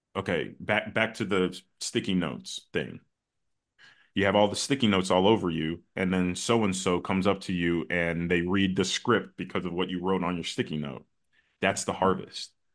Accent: United States; also born or lived in Chicago; my parents come from another country. I was born in the States

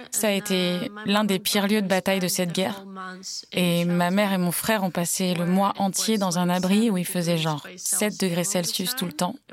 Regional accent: Ukraine; la tête des Allemands quand ils entendaient que je venais d'Ukraine.

